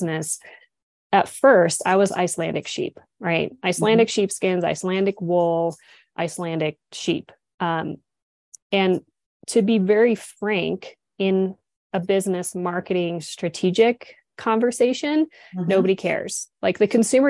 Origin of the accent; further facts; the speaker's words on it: United States; also born or lived in Switzerland / Dubai; now in Montana, United States; I am like as American as they get. I'm Irish, Scottish, American, Indian, English